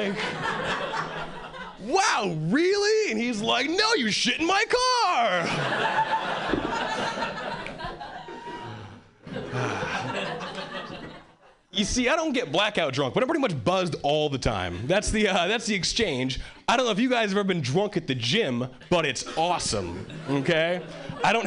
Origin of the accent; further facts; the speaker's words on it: Hawaii, United States; moved away as an adult; now in Boston, United States; I was born and raised in Hawaii. And three years ago, I moved